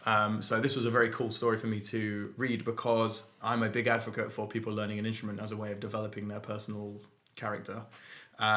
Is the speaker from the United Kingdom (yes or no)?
yes; London, United Kingdom; now in Manchester, United Kingdom; I came from London, so I was pretty used to it.